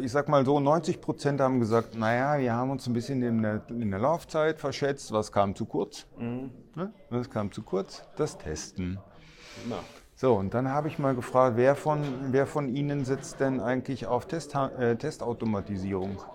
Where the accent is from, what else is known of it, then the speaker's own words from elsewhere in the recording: North Rhine-Westphalia, Germany; ich komme aus OWL, weißt